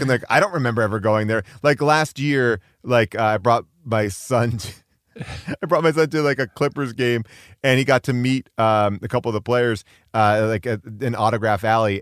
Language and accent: English; New York, United States; moved away as an adult; now in Los Angeles, United States; I'm a New Yorker who was a Knicks fan. I moved out here to L